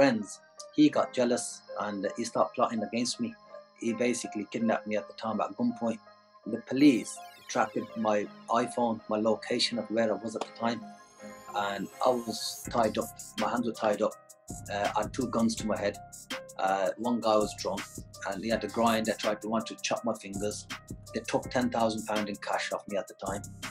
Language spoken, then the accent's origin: English; Birmingham, West Midlands, United Kingdom; moved away as an adult; now in Dubai, United Arab Emirates; I was born in the Midlands, and you know, since then we've remained in Birmingham.